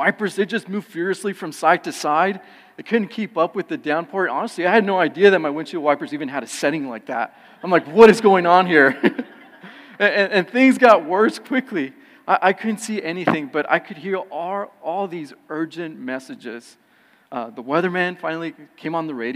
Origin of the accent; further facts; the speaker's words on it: California, United States; moved away as an adult; I was born and raised in California and came out here later on in life